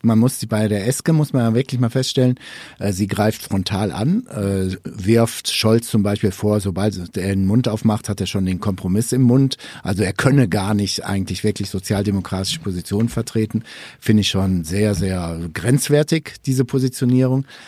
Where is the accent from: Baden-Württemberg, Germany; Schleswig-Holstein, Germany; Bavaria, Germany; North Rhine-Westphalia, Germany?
North Rhine-Westphalia, Germany; moved away; kommen wir beide ja ursprünglich aus NRW.